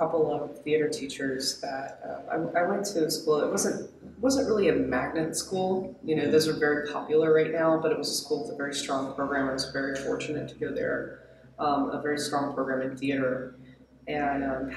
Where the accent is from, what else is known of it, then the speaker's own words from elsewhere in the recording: Gwinnett County, Metro Atlanta, Georgia, United States; also born or lived in South Carolina; I grew up in Gwinnett County. So I am a Metro Atlanta native and went to school mostly in Georgia